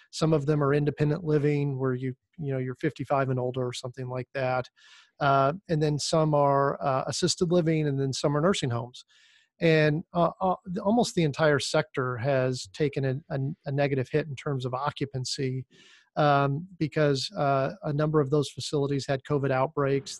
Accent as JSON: {"language": "English", "region": "Indiana", "country": "United States", "tie": "born or raised there", "also_born_or_lived": "Miami", "said": "I ended up coming back to Indiana, which is my, my home state"}